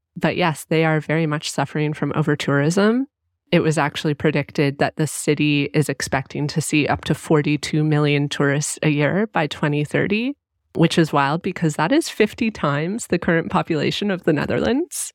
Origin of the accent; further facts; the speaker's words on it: Canada; I was raised here and I'm Canadian